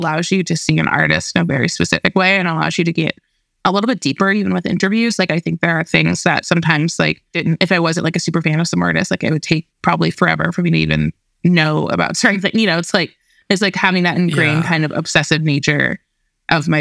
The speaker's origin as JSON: {"language": "English", "town": "Chicago", "region": "Illinois", "country": "United States", "tie": "born or raised there", "said": "I grew up in Chicago."}